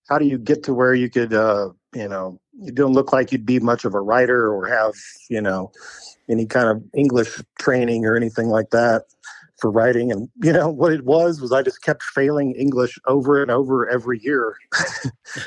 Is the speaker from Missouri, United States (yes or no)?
yes; Lake of the Ozarks, Missouri, United States; now in Moab, United States; I was born and raised in the Lake of the Ozarks.